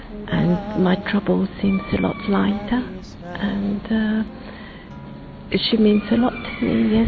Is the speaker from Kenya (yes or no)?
no; Mauritius; I come from Mauritius.